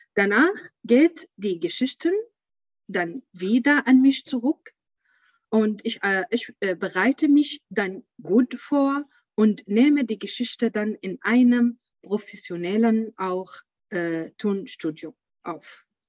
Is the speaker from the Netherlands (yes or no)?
no; Syria; German is a second language; moved away as an adult; now in Germany; ich komme aus Syrien